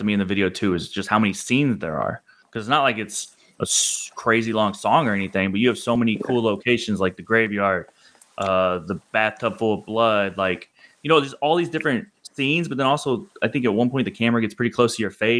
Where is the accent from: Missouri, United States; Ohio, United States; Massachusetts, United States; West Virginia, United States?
Missouri, United States; I'm from Missouri